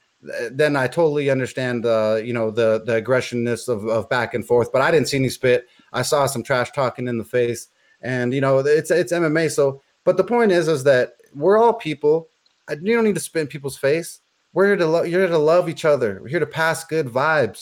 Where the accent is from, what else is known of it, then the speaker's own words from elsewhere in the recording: Los Angeles, California, United States; I'm from Los Angeles